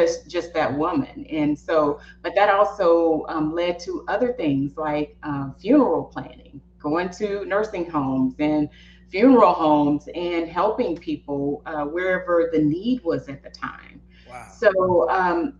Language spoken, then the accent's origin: English; East Texas, United States; I'm from East Texas.